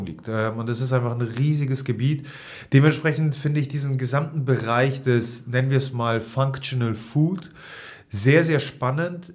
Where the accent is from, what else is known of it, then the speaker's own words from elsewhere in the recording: Hamburg, Germany; hier als Hamburger